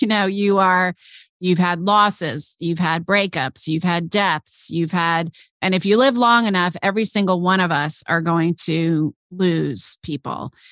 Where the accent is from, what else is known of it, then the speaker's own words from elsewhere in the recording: Chicago, Illinois, United States; moved away; we're both from Chicago. We met actually after I moved away from Chicago out here